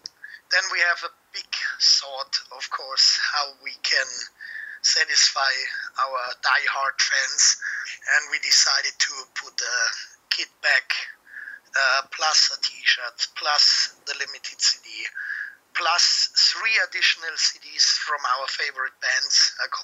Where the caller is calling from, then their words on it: Munich, Bavaria, Germany; I'm calling from Munich